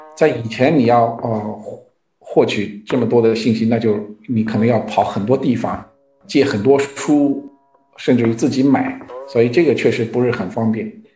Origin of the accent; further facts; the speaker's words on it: Shanghai, China; moved away as an adult; also born or lived in Beijing; now in United States; 我自己出生在上海，所以我经常去上海